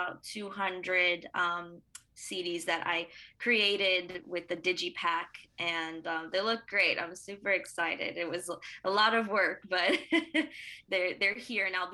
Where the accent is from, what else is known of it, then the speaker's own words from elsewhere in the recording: Broward County, Florida, United States; I came from Broward